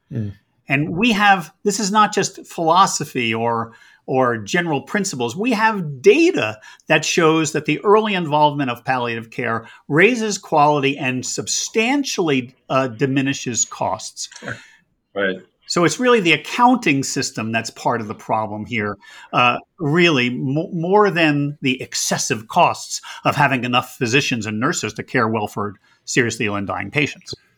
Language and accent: English; United States; I'm an American